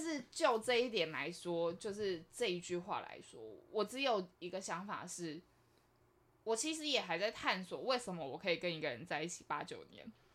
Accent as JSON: {"language": "Chinese", "region": "Taipei", "country": "Taiwan", "said": "我是台北人，那我们家也是这个样子"}